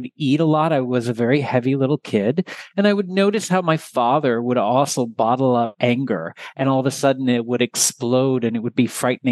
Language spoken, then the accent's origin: English; Texas, United States; I am originally from Texas